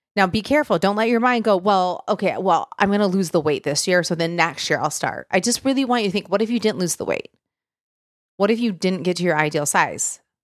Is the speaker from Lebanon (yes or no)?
no; Michigan, United States; moved away as an adult; now in Tennessee, United States; I'm from Michigan originally